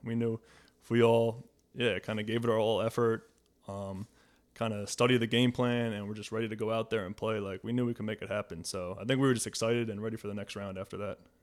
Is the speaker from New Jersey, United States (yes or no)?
yes; New Jersey, United States; moved away as an adult; also born or lived in Boston; I grew up in New Jersey, played at Harvard